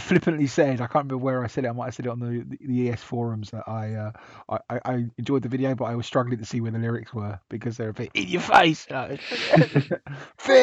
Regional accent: England, United Kingdom; we're so English

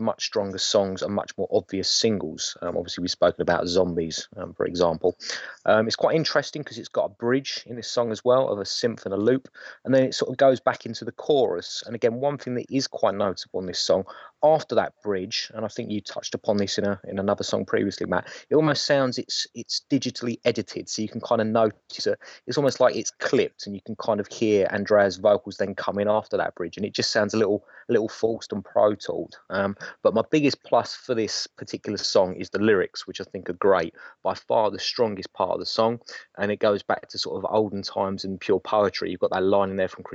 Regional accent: England, United Kingdom; we're quintessentially English

